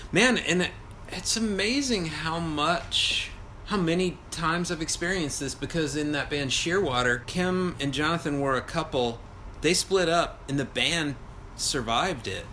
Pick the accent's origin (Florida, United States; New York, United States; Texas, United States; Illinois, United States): Texas, United States; I'm from Texas, another pretty pathetic place.